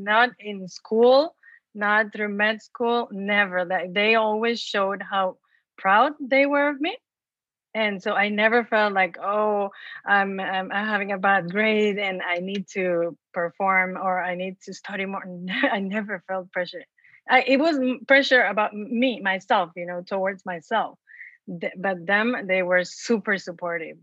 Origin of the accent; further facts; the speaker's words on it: Mexico; moved away; because I was born and raised in Mexico. And so imagine in a small town